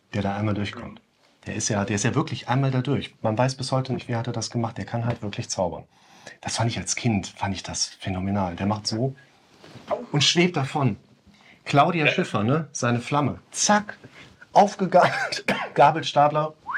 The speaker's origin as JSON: {"language": "German", "region": "West Germany", "country": "Germany", "said": "als Wessi"}